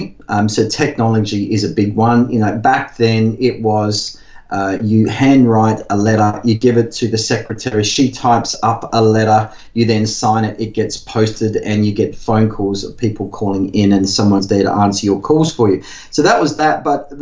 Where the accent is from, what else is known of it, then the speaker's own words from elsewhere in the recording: Whyalla, South Australia, Australia; also born or lived in Adelaide; I grew up in Whyalla of South Australia, which is steel mining, working class community